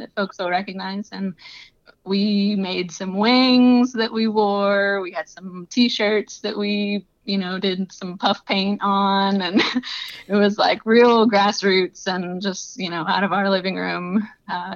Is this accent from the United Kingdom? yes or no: no; Southeast Louisiana, United States; moved away as an adult; now in Iowa, United States